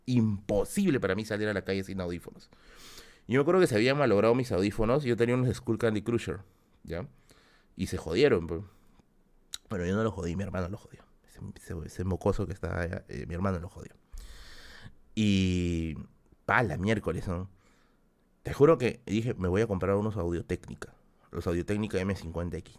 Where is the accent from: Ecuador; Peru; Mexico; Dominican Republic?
Peru; Peruvian highlands, Aymara, Andean highlands; Soy serrano, carajo. Yo soy serrano. Yo soy cholo, cholo. Es más, Aymara. Soy Aymara